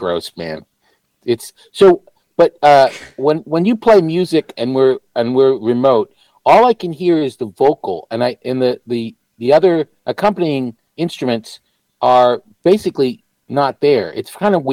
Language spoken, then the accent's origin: English; New Hampshire, United States; also born or lived in Massachusetts; now in Los Angeles, United States; I grew up in New Hampshire, yeah. I was born in Massachusetts